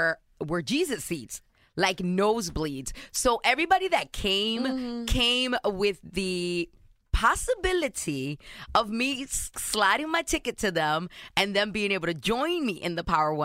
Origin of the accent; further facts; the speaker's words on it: New York City, New York, United States; My parents are Dominican. I was born and raised in New York City.